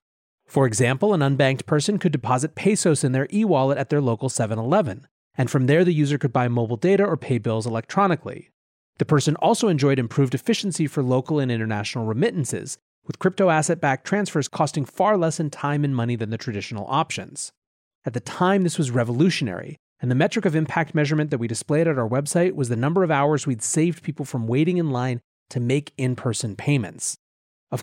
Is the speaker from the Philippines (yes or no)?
yes; Philippines; born or raised there; English is a second language